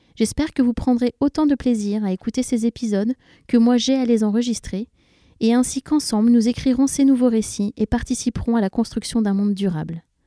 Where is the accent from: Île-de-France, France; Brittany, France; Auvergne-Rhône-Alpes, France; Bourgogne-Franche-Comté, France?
Île-de-France, France; Paris; also born or lived in London; je suis parisienne